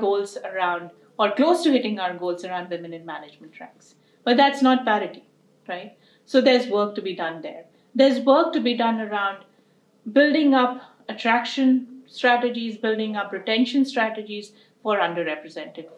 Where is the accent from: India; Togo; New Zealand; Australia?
India; moved away as an adult; now in United States; I came from India and had been raised in the country with a lot of beautiful values